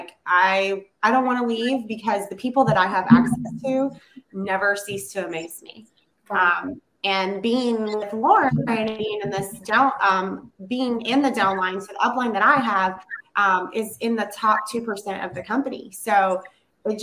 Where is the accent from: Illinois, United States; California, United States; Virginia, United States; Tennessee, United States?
Virginia, United States; also born or lived in North Carolina; I'm a mom of three, almost four, and originally from Virginia. Lived a large portion of my life in North Carolina, and then my husband's military career brought us